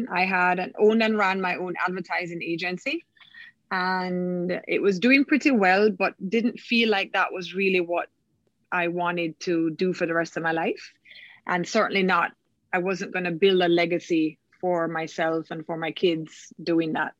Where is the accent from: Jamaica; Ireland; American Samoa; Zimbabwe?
Jamaica; Kingston; I am from Kingston, Jamaica